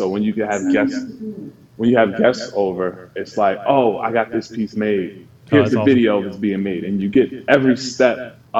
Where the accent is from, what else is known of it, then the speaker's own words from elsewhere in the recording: New Jersey, United States; I'm from New Jersey.